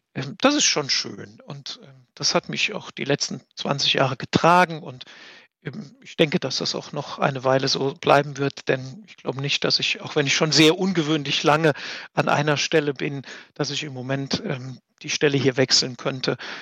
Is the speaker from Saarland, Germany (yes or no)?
yes; Saarland, Germany; moved away as an adult; now in Bad Neuenahr-Ahrweiler, Germany; als unsere, als meine Heimat